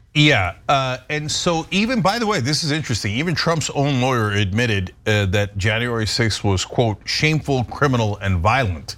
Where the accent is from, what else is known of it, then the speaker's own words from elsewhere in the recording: New York area, United States; When I was growing up in the New York area in the nineteen eighties